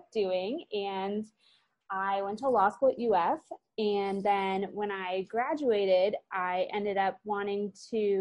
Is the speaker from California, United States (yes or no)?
no; Sarasota, Florida, United States; also born or lived in St. Louis, Missouri / Gainesville, Florida; I am from Sarasota, Florida. I was actually born in St. Louis, but my parents moved to Sarasota when I was 6 months old.